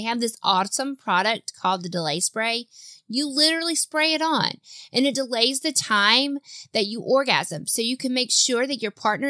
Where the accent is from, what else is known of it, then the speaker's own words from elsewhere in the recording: the South, United States; because he's from the North, I'm from the South.